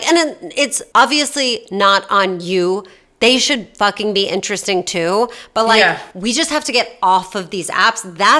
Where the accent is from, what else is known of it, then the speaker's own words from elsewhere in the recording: Australia; I'm Australian, which is all fine.